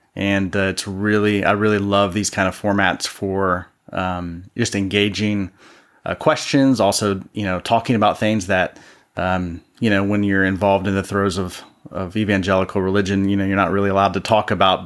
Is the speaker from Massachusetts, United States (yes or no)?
no; Columbus, Ohio, United States; I'm originally from Columbus, Ohio, which means I'm a Buckeye fan.